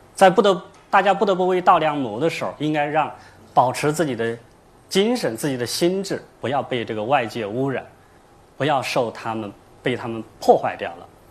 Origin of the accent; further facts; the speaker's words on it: China; 用我们中国人的话说